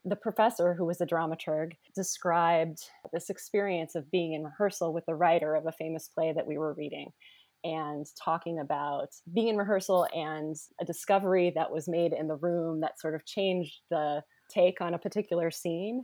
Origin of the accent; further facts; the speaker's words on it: Omaha, Nebraska, United States; moved away as an adult; also born or lived in Chicago; now in Louisville, United States; I'm originally from Omaha, Nebraska. I'm a Midwesterner.